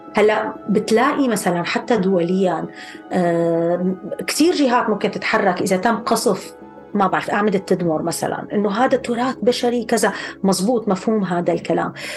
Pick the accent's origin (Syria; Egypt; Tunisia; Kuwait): Syria; now in Cambridge, United Kingdom; ذاكرتنا الجمعيه كلياتنا كسوريين